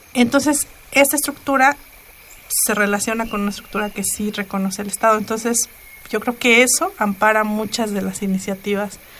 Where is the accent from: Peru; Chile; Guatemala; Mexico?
Mexico; Ayutla, Oaxaca; first language Mixe; Spanish is a second language; moved away as an adult; cuando yo me fui de Ayutla